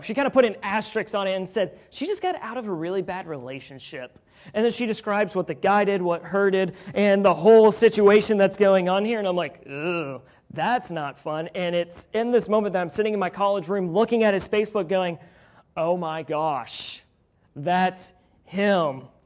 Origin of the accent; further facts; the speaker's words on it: Louisville, Kentucky, United States; I'm from Louisville